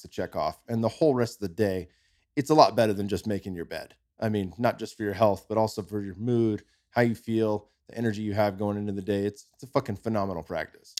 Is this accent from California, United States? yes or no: yes; California, United States; moved away as an adult; now in Austin, United States; we're from California. My son's born in California, same near, right down the street from where I was